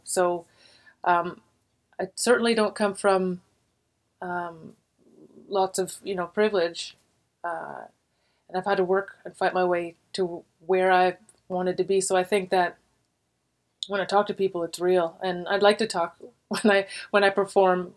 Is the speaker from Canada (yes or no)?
yes; Warkworth, Ontario, Canada; also born or lived in Montreal, Quebec; I grew up in a really small town. I was born in Montreal, but at a very young age, like three years old, we moved to a small town called Warkworth, Ontario